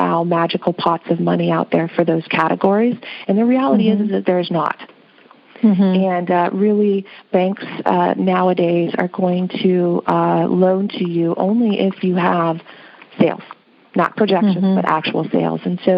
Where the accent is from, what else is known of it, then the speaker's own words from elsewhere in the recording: Midwest, United States; My background, I come from the Midwest. In the Midwest, we are all about having no debts, right?